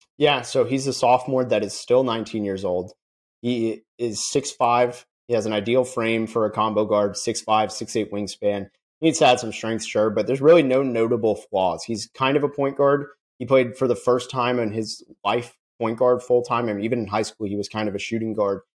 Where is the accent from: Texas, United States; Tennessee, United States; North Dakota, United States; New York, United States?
Texas, United States; Dallas; also born or lived in Orlando, Florida; I was born in Orlando, and then when I was five years old, I I moved to, to Dallas